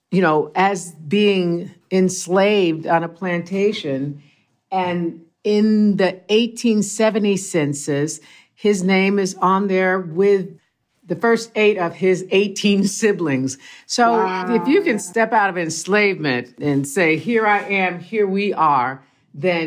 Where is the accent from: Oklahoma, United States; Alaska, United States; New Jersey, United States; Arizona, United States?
Oklahoma, United States; Tulsa; I'm from Tulsa and my mom's people are from Texas.